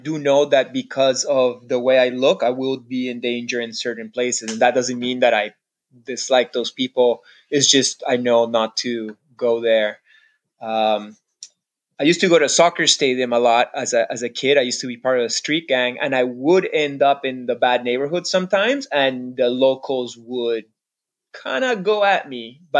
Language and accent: English; Canada; We're like, no, no, we're not Israeli. We're like, you know, just I'm Canadian.